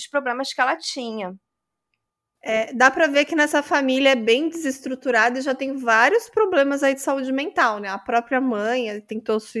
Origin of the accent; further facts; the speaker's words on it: São Paulo, Brazil; Eu sou de São Paulo, capital.